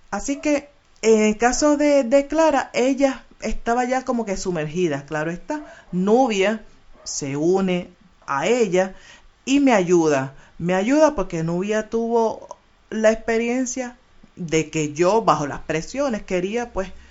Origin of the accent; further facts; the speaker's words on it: Puerto Rico; Soy de Caimito y me desarrollé en el barrio Monacillo, donde prácticamente estoy viviendo en ese sector de Río Piedra.